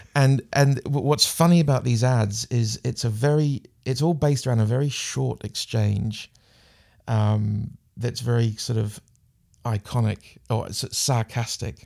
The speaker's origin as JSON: {"language": "English", "country": "New Zealand", "tie": "born or raised there", "first_language": "English", "moved": "as an adult", "lives_now": "United Kingdom", "said": "growing up in New Zealand"}